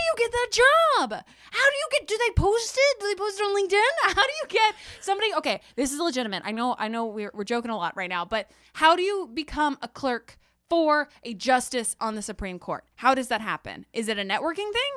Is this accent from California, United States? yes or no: no; Texas, United States; I'm a Texan